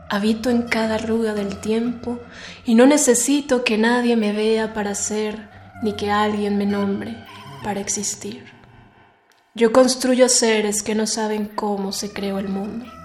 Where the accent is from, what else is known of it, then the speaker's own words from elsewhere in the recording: Mexico City, Mexico; born there; tengo 25 años, nací en la Ciudad de México